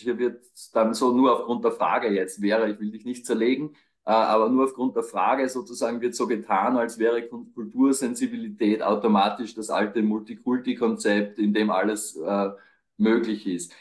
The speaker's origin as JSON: {"language": "German", "region": "Burgenland", "country": "Austria", "also_born_or_lived": "Graz", "moved": "yes", "said": "ich komme aus dem Burgenland"}